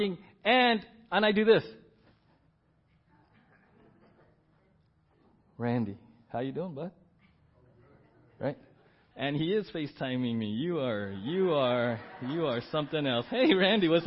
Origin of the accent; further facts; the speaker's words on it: San Diego, California, United States; we grew up in San Diego